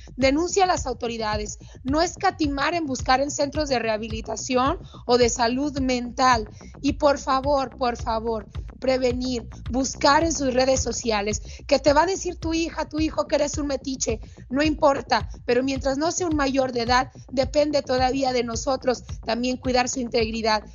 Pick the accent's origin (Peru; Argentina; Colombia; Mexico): Mexico; un país donde yo nací